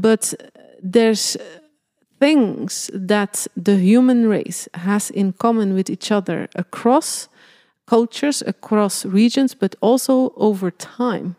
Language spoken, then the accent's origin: English; Belgium; born or raised there; moved away